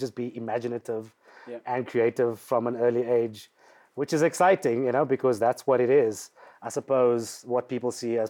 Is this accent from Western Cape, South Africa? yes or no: yes; Cape Town, Western Cape, South Africa; growing up in Mitchell's Plain in the hood